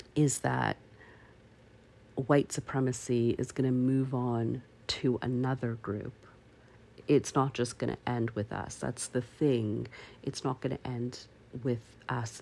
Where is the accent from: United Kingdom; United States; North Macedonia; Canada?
Canada; I am Canadian